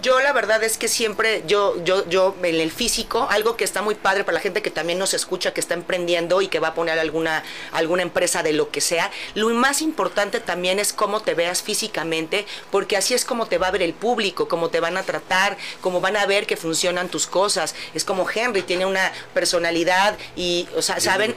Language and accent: Spanish; Mexico; nosotros como mexicanos